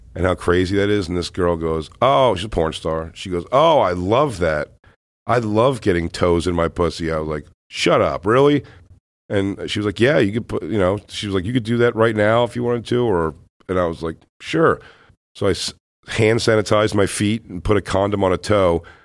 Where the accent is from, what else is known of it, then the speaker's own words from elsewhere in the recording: Philadelphia, Pennsylvania, United States; I'm from Philly